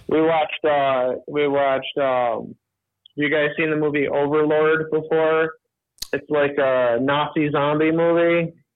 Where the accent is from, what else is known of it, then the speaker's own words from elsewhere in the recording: United States; I was born in America, so I'm a Native American